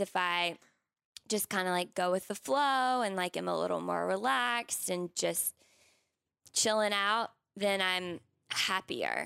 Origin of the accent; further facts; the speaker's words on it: South Carolina, United States; I grew up in South Carolina